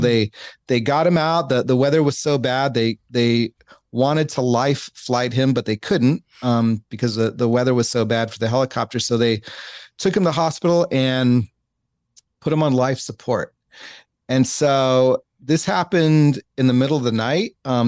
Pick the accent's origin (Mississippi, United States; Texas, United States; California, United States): California, United States; San Diego; Yeah. I grew up right off of Home Avenue.